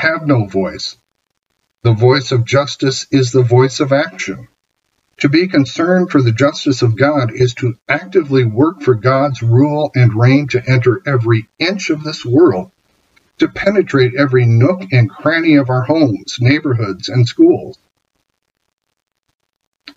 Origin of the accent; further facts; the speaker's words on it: Iowa, United States; I'm from Iowa after all